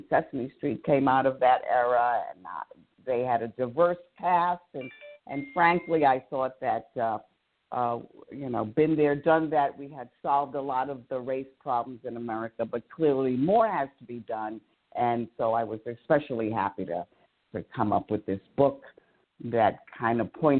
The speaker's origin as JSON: {"language": "English", "town": "Bronx", "region": "New York", "country": "United States", "tie": "born or raised there", "said": "I obviously I was raised in the Bronx."}